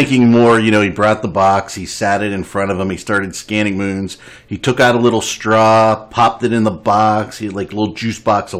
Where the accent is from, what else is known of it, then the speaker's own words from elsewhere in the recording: Northeast, United States; So I'm from the Northeast, right?